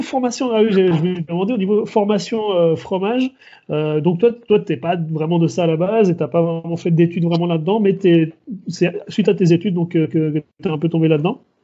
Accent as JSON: {"language": "French", "country": "Switzerland", "moved": "yes", "said": "je suis suisse"}